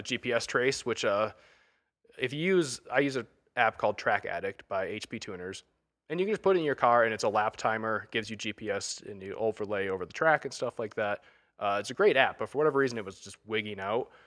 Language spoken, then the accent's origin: English; Thurman, Michigan, United States; I grew up in the Thurman, Michigan